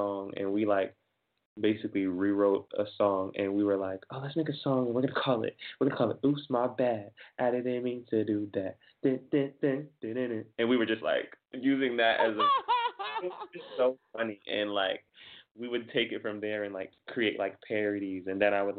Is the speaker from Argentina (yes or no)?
no; Jamaica; I'm Jamaican, and we have like kind of values